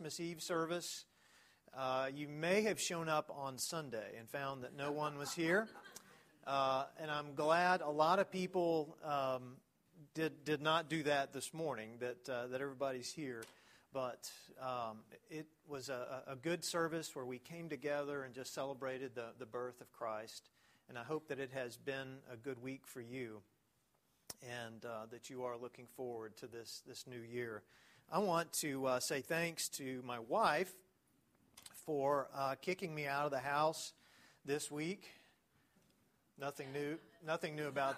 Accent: East Texas, United States; I'm from East Texas, so you got to say gonna

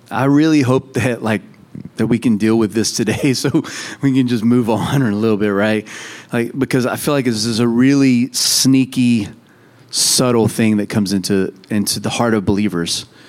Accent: United States; we're American

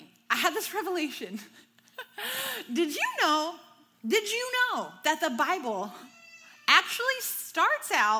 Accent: the South, United States; I'm from the South.

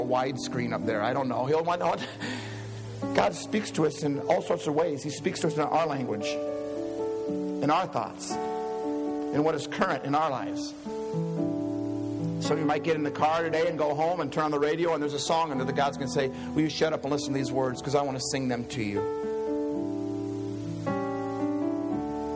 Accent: Iowa, United States; I'm from Iowa

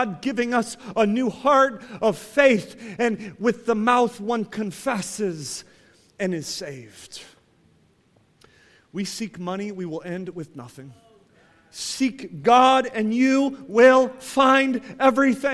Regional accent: Ohio, United States; I grew up in Ohio, and we had an apple tree in our backyard

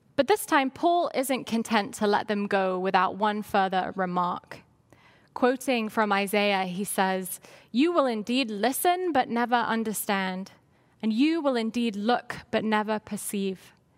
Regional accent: London, United Kingdom; moved away; I grew up in London, England

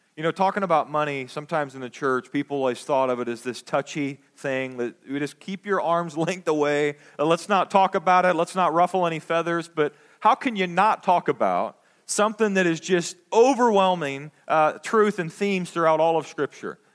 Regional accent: United States; we as American Christians

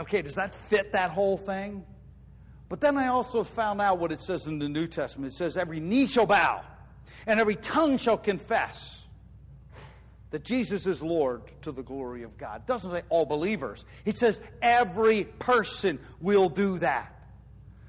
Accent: United States; I'm an American citizen.

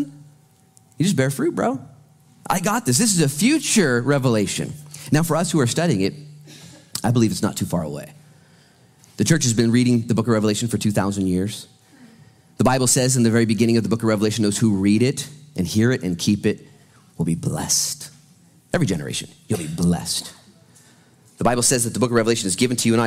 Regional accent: United States; I'm an American

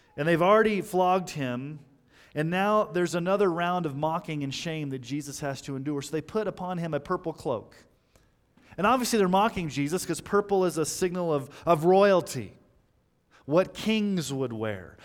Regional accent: Texas, United States; when I was growing up in Texas

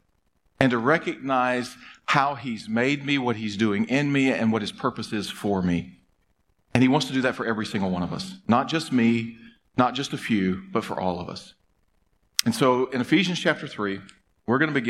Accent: United States; as American human beings

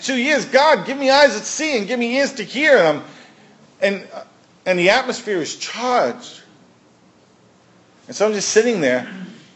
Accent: New York City, New York, United States; I'm from Brooklyn.

